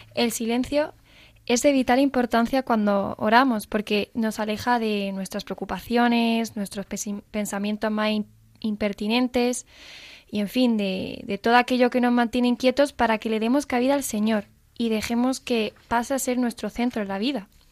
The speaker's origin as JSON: {"language": "Spanish", "town": "Málaga", "region": "Andalusia", "country": "Spain", "moved": "as an adult", "said": "Yo soy una chica de Málaga y nada, me vine aquí hace un par de años para estudiar la carrera"}